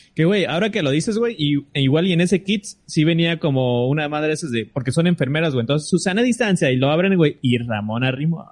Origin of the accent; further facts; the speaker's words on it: Tijuana, Baja California, Mexico; nosotros somos de Tijuana